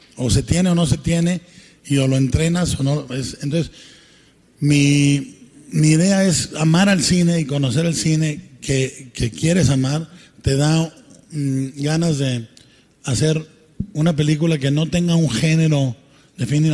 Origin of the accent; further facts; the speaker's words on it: Guadalajara, Jalisco, Mexico; como mexicano